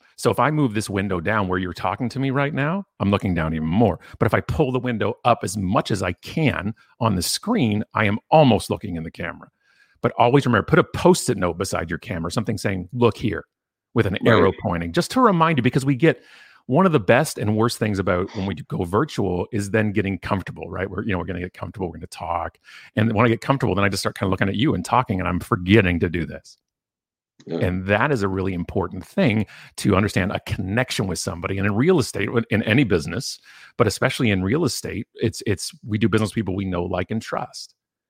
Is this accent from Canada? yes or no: yes; Canada; He's a fellow Canadian